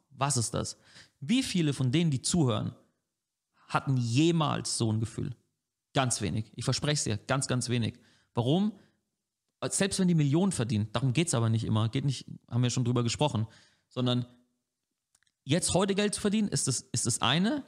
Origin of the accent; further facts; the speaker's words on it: Franconia, Germany; als Franke